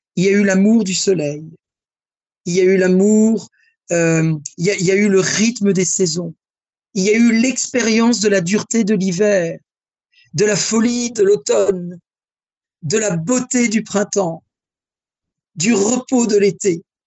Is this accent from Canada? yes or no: no; France; Je suis français et je suis élevé dans la galanterie masculine française.